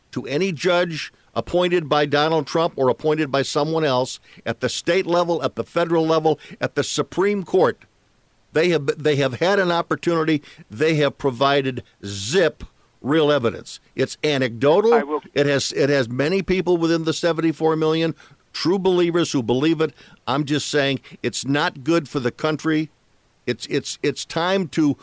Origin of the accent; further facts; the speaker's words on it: Chicago, Illinois, United States; I come from Chicago